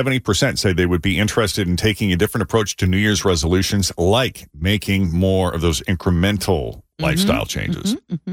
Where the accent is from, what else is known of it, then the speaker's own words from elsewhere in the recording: New England, United States; moved away as an adult; also born or lived in Florida; I missed those white Christmases that I was used to growing up in New England.